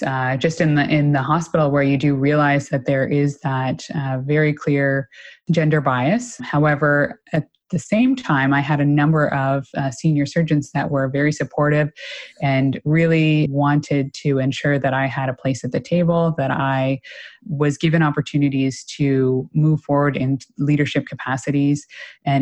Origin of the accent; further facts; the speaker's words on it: Clementsvale, Nova Scotia, Canada; now in Toronto, Canada; I grew up in a very small town in rural Nova Scotia